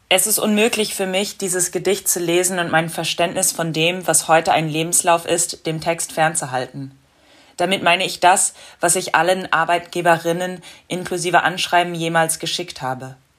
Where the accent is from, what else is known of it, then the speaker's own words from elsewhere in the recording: United States; now in Berlin, Germany; in den Vereinigten Staaten, wo ich groß geworden bin